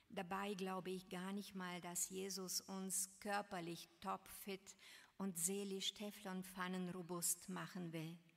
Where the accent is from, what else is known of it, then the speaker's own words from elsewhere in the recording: Varna, Varna Province, Bulgaria; In meiner Heimatstadt in Varna, Bulgarien, in der Straße, in der ich meine Kindheit verbrachte, standen damals wunderschöne Jugendstilhäuser.